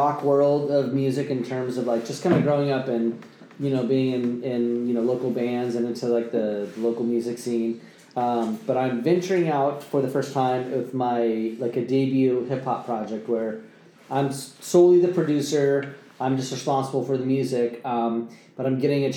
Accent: Vacaville, California, United States; moved away as an adult; now in Napa Sonoma area, United States; Born and raised in Vacaville

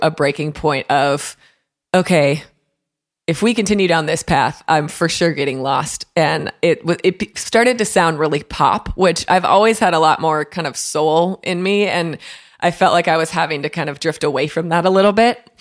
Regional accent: Waconia, Minnesota, United States; now in Nashville, United States; my hometown of Waconia, Minnesota

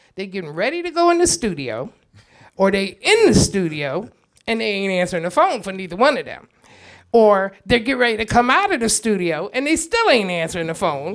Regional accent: Chester, Pennsylvania, United States; moved away; also born or lived in The Hague, Netherlands; I'm from Chester

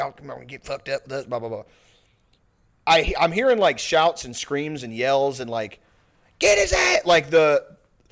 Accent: Pasadena, Texas, United States; There's the Pasadena Rodeo in my hometown, and also the Strawberry Festival

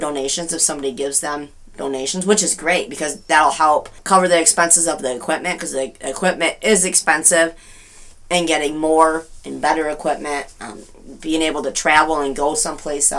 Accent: Hastings, Michigan, United States; I was born and raised in Hastings

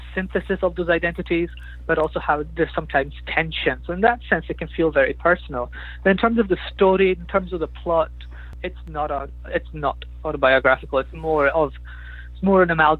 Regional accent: United Kingdom; I am myself, British, Muslim, Pakistani

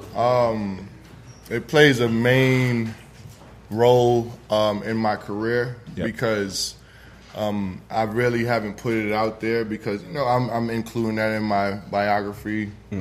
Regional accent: New York City, New York, United States; moved away as an adult; now in Atlanta, United States; Originally, I'm from the Bronx, New York. Brought my talents out here to Atlanta

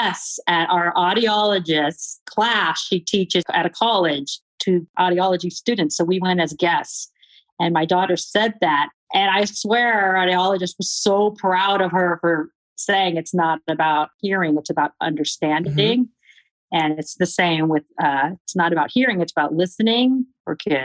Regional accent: California, United States; moved away as an adult; I was from California

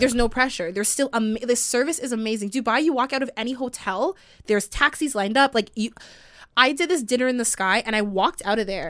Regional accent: Canada; I was the only Canadian.

